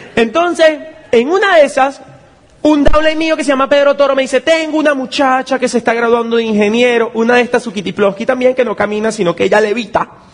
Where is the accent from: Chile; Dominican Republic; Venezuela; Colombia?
Venezuela; mi país, que es un país tan complicado